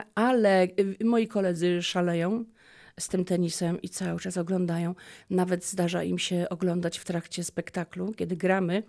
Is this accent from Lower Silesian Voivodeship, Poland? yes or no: yes; Lubin, Lower Silesian Voivodeship, Poland; also born or lived in Polkowice / Głogów / Legnica; urodziłam się w Polkowicach, mhm. E, w Lubinie szkoła podstawowa